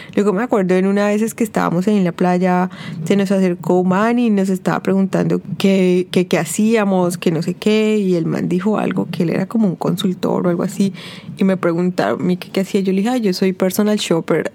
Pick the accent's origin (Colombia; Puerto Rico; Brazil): Colombia; yo era de Colombia